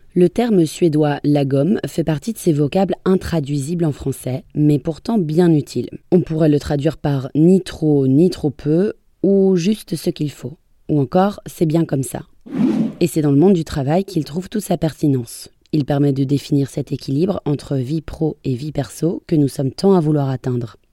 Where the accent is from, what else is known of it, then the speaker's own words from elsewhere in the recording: France; chez nous en France